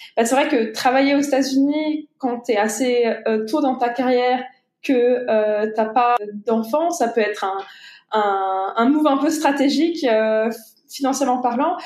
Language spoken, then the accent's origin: French; France; moved away; also born or lived in United States; en tant que Français